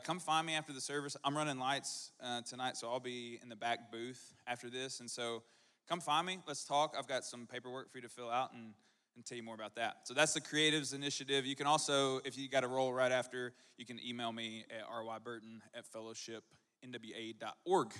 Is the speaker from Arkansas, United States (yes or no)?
yes; Texarkana, Arkansas, United States; I'm from Texarkana